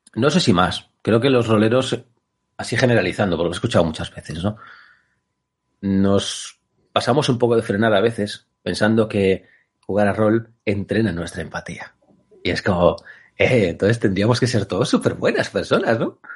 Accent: Galicia, Spain; soy gallego

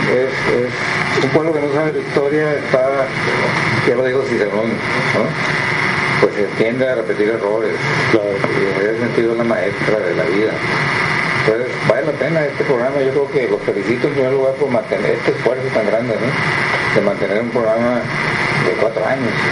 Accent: Sinaloa, Mexico; lo que hoy somos los sinaloenses

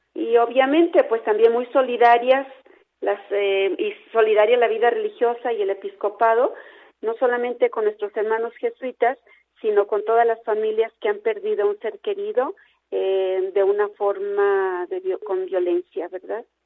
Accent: Mexico; como, pueblo mexicano

